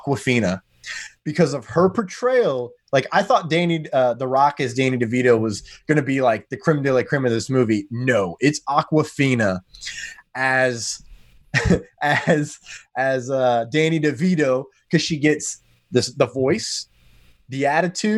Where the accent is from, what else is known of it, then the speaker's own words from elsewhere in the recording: United States; I am American